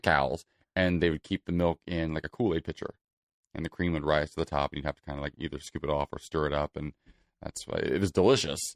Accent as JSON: {"language": "English", "town": "Celina", "region": "Ohio", "country": "United States", "tie": "born or raised there", "moved": "yes", "lives_now": "Los Angeles, United States", "said": "Salina, Ohio. It's a small farming community in Northwest Ohio."}